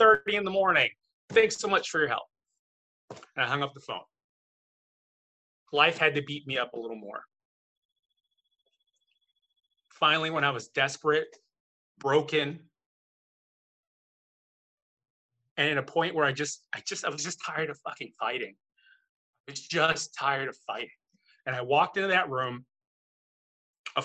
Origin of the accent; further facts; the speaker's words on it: Chicago, Illinois, United States; moved away as an adult; now in Sherman Oaks, United States; I'm originally from Chicago. I'm here in Sherman Oaks, California now.